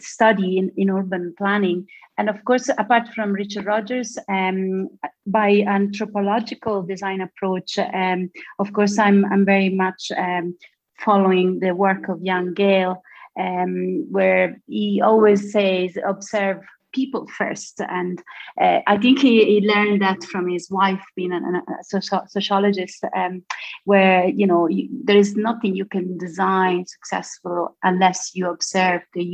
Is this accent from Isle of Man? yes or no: no; Castellammare del Golfo, Sicily, Italy; English is a second language; moved away as an adult; now in Cork, Ireland; I'm from Sicily